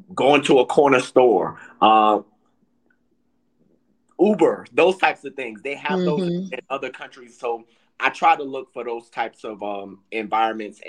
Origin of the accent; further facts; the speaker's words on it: New York City, New York, United States; moved away; I grew up in New York City around Spanish speakers